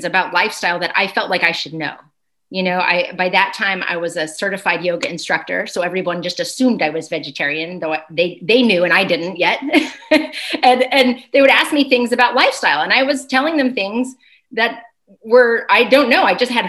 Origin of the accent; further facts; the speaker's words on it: Chattanooga, Tennessee, United States; also born or lived in New York / California; currently I'm in Chattanooga, Tennessee, in the heart of the South, which is actually where I was raised but not born. So I was born in New York.